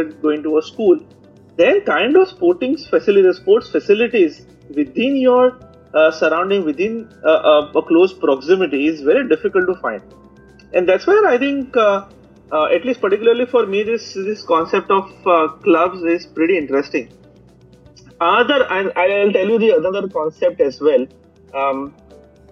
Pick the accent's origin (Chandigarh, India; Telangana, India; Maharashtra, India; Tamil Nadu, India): Maharashtra, India; Mumbai; also born or lived in Bangalore; I'm from Bombay. I was for a brief period in Bangalore as well